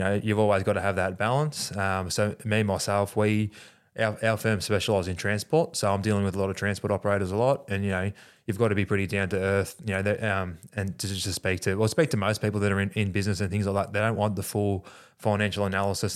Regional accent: Australia; us being Australian

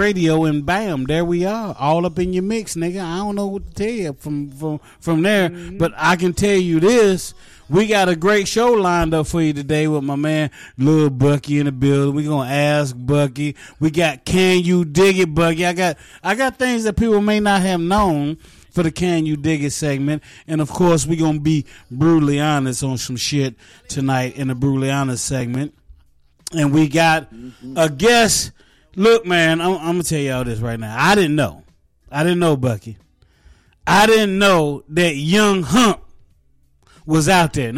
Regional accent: Oak Hill, West Virginia, United States; also born or lived in East Orange, New Jersey; now in Charlotte, United States; It's going to be a small town called Oak Hill. Oak, O-A-K, Hill, H-I-L-L, Oak Hill, West Virginia.

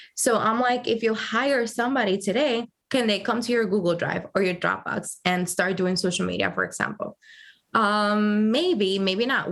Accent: Dominican Republic; also born or lived in Providence, Rhode Island, United States; now in New York, United States; I moved to Dominican Republic when I was about three months old, oh. and I grew up there

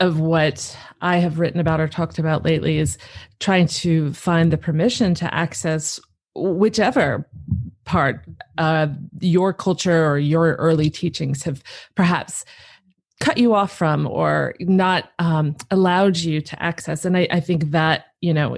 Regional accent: Southern California, United States; when I was a kid growing up in Southern California

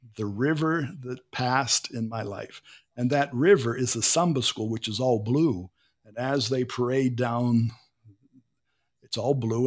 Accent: Pittsburgh, Pennsylvania, United States; moved away as an adult; now in Brazil; I was born in Pittsburgh, and Pittsburgh didn't have a beach

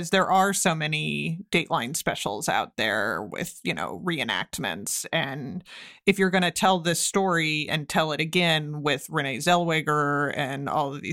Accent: Seattle, Washington, United States; I grew up in Seattle in the 80s and 90s

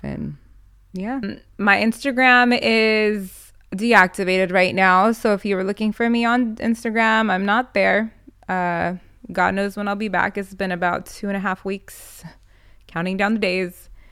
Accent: United States; I'm born in America

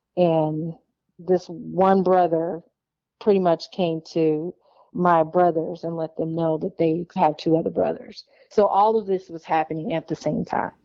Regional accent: Illinois, United States; also born or lived in Wauwatosa, Wisconsin; I found an aunt who lived in my hometown where I grew up at in Illinois

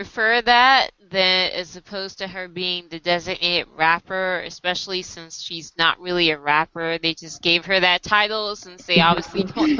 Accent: United States; Like, I'm Korean American, and that's it. You know, I'm like, not Korea. I'm not trying to blend in like I'm from Korea.

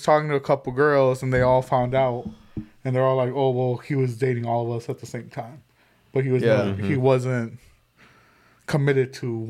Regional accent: England, United Kingdom; No, I'm English.

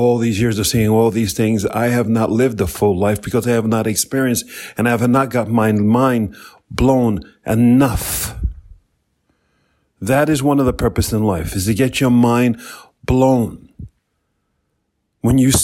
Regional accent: New York, United States; I'm from New York

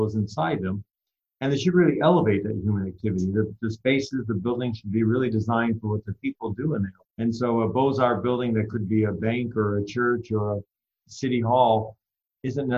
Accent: Litchfield County, Connecticut, United States; I grew up in a small town in Litchfield County, Connecticut

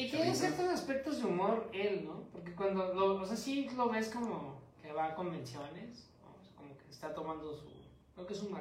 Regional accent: Mexico City, Mexico; fallé como chilango

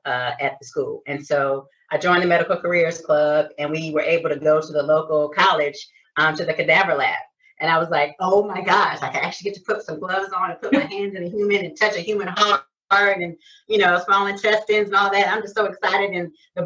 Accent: Detroit, Michigan, United States; I'm from Detroit, so Michigan

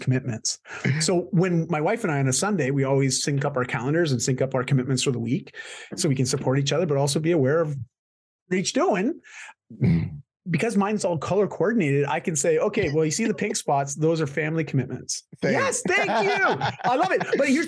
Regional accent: Canada; I'm Canadian.

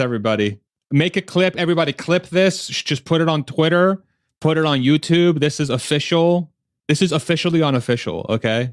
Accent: United States; speaking as an American

